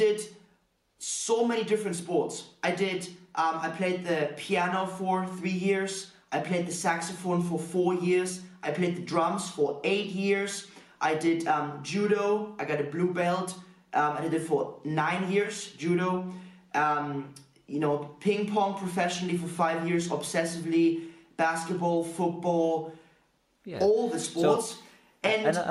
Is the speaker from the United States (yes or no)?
no; Germany; moved away as an adult; also born or lived in Corby, England; now in Warrington, United Kingdom; I used to live in Germany, so I did school in Germany. I did college in Germany. And then at the age of 18, I moved from Germany to the UK